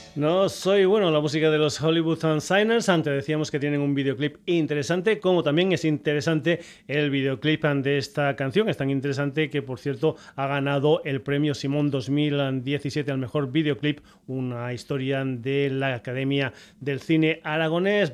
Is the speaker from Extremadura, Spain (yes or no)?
yes; Extremadura, Spain; música de mi tierra, con música hecha en Extremadura